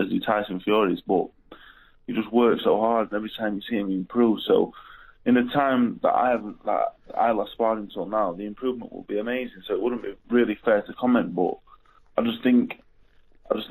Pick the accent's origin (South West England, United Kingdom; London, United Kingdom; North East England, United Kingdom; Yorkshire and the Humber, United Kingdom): Yorkshire and the Humber, United Kingdom; Doncaster; from Doncaster